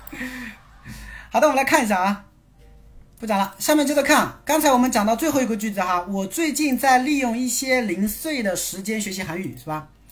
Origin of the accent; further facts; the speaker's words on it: China; 毕竟我是中国人